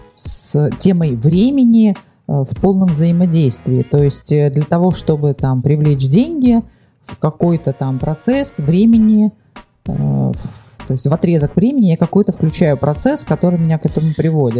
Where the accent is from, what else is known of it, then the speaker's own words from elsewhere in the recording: Vladivostok, Primorsky Krai, Russia; я родилась во Владивостоке